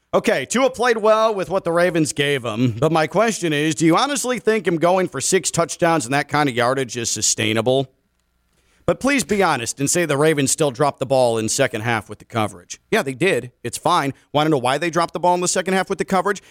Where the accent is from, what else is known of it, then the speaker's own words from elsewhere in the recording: Chicago, Illinois, United States; moved away; I grew up in Chicago